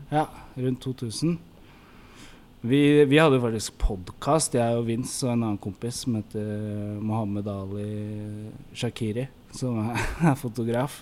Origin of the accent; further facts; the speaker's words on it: Oslo, Norway; vi vokste opp sammen på Lambertseter